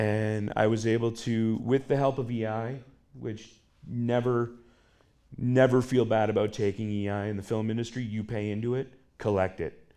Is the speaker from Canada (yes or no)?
yes; Hearst Kapuskasing area, Northern Ontario, Canada; I'm from the middle of nowhere, Northern Ontario. I'm originally from the Hearst Kapuskasing area.